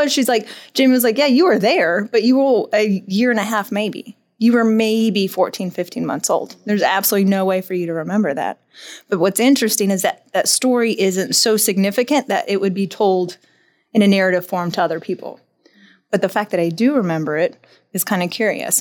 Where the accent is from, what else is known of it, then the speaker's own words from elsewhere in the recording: Dallas, Texas, United States; also born or lived in Santa Fe, New Mexico / Albuquerque, New Mexico; When I was five, we moved to Dallas